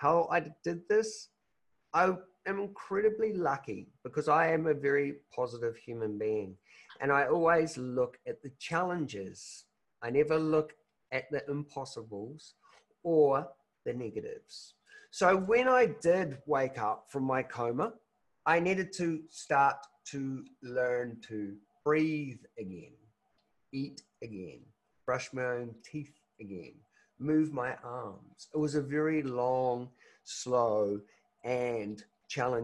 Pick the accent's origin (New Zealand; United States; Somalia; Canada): New Zealand; I'm from New Zealand